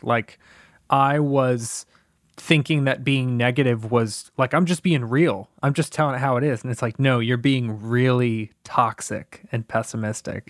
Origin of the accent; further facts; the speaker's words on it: Tampa, Florida, United States; I grew up in Tampa, Florida, in an abusive household